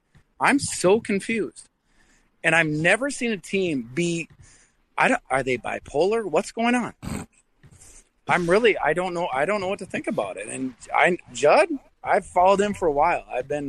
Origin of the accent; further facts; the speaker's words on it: Minneapolis, Minnesota, United States; I'm from North Minneapolis, right?